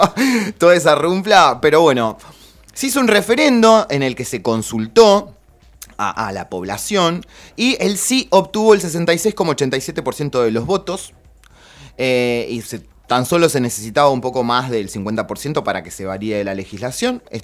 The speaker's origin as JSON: {"language": "Spanish", "country": "Argentina", "said": "amo nuestro país, soy militante de Argentina."}